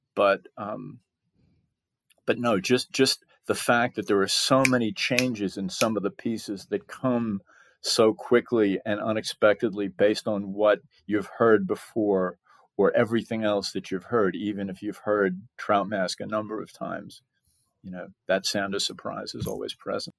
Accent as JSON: {"language": "English", "town": "Bellport", "region": "New York", "country": "United States", "tie": "born or raised there", "moved": "as an adult", "lives_now": "Texas, United States", "said": "I grew up on Long Island, you know, South Shore, Long Island"}